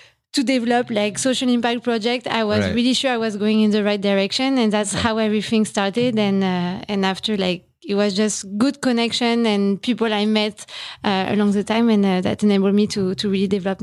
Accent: France; moved away as an adult; now in Philippines; In France. I'm French.

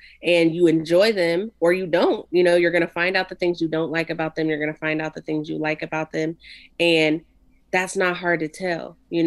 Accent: Ohio, United States; we're from Ohio

